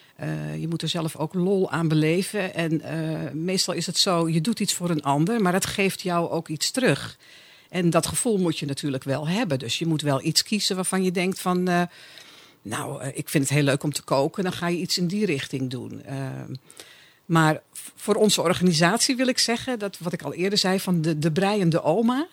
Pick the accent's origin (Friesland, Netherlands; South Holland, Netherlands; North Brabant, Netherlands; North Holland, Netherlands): North Holland, Netherlands; Amsterdam; ik kom uit Amsterdam.